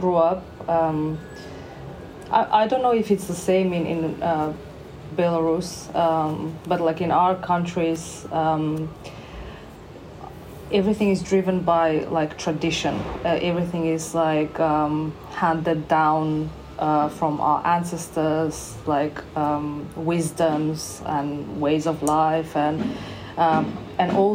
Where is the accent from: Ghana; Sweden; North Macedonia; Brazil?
North Macedonia; now in Bournemouth, United Kingdom; I'm originally from, I'm born in Macedonia. Now it's called North Macedonia.